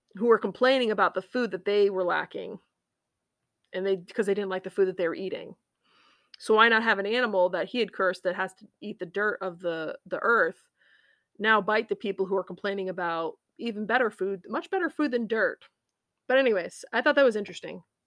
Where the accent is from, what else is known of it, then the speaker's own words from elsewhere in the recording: United States; being an American is important to me